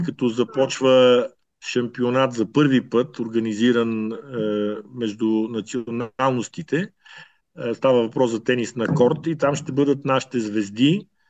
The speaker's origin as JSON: {"language": "Bulgarian", "country": "Bulgaria", "tie": "born or raised there", "also_born_or_lived": "Ethiopia", "moved": "as an adult", "lives_now": "Canberra, Australia", "said": "тези, които сме родени и израсли в България"}